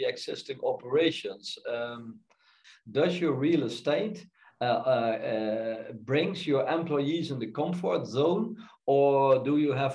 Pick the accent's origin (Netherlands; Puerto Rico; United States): Netherlands; moved away; also born or lived in Frankfurt am Main; the Netherlands, my home country